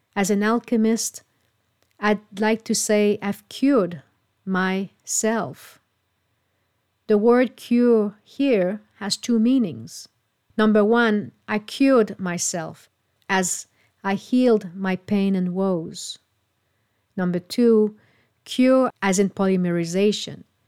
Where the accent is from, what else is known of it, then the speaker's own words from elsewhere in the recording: Canada; moved away; my hometown in Canada